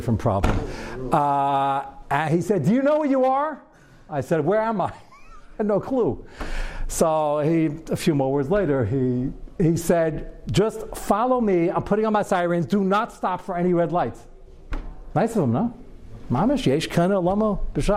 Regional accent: New York, United States; I'm a New Yorker

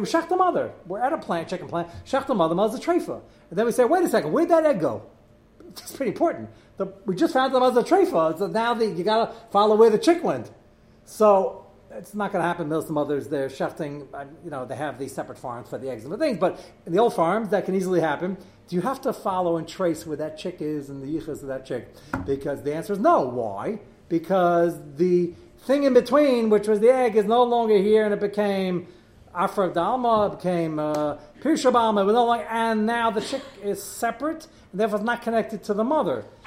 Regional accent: New York City, New York, United States; I grew up in Brooklyn.

